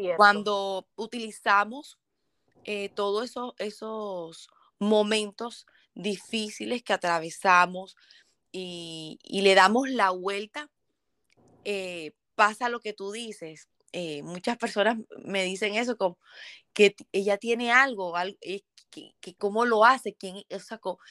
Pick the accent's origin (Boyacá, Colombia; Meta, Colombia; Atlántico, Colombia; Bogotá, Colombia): Atlántico, Colombia; Barranquilla; yo vengo de Colombia, Barranquilla